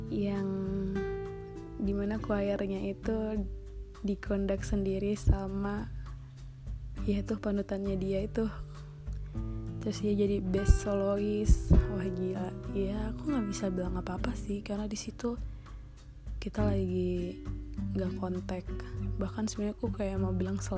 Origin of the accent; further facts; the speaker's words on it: North Sumatra, Indonesia; pernah bilang aku Batak dan aku harus sama orang Batak